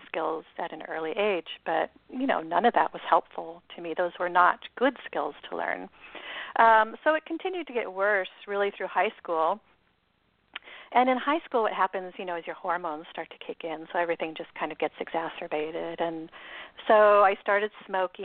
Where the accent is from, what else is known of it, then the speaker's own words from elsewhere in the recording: Seattle, Washington, United States; I was born in Seattle and raised by two parents